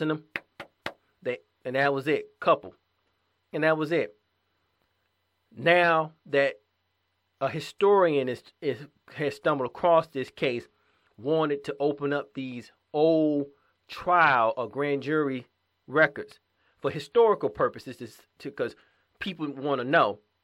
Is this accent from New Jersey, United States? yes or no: no; Georgia, United States; my hometown in Georgia